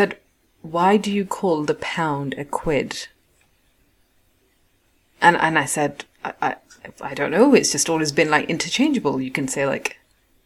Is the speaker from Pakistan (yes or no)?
yes; Pakistan; I'm Pakistani